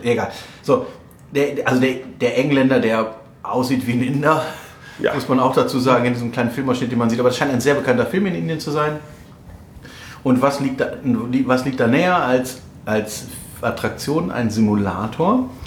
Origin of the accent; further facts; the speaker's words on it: Germany; wir als, Deutsche, wir, wir als, Deutsche